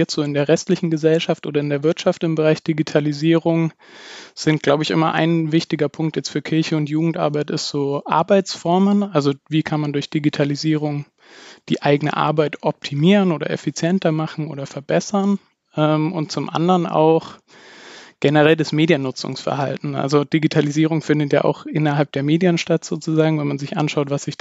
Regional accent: Bavaria, Germany; Ich komme ursprünglich aus dem Dekanatsbezirk Aldorf in Bayern äh, bei Nürnberg.

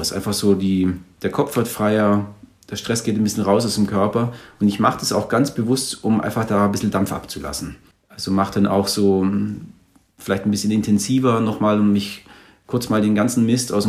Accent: Germany; Oh, ich bin Deutscher mit, mit deutschem Herz und liebe Österreich grundsätzlich.

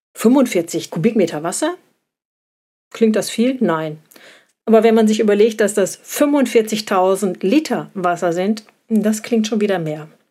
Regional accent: Germany; bei uns in Deutschland

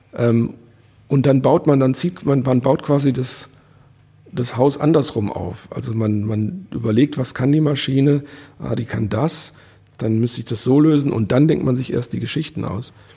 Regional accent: Wuppertal, North Rhine-Westphalia, Germany; moved away; also born or lived in Vohwinkel; ich bin in Elberfeld geboren ähm, das war äh, 70er Jahre, alles relativ alternativ

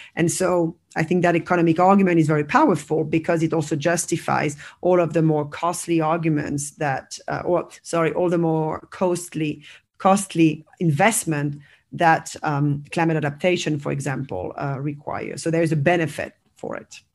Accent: France; also born or lived in United States; now in Barcelona, Spain; I'm originally from France

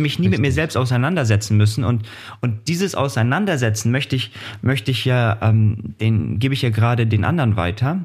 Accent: Hamburg, Germany; now in Kiel, Germany; für mich ja Hamburg der Ort, wo ich herkomme

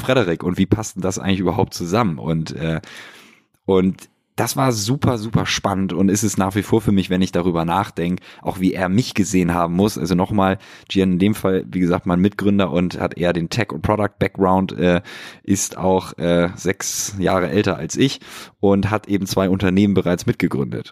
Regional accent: Hamburg, Germany; moved away as an adult; now in Berlin, Germany; meine Heimatstadt Hamburg

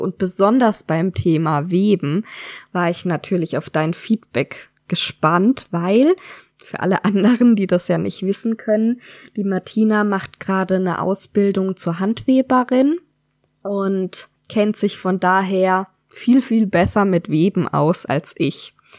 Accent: Freiburg, Baden-Württemberg, Germany; moved away as an adult; now in Odenwald, Germany; Wir kommen beide aus der Gegend um Freiburg, haben uns auch dort kennengelernt

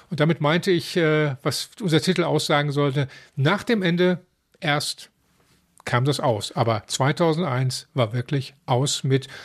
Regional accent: Dortmund, North Rhine-Westphalia, Germany; als Dortmunder Jung

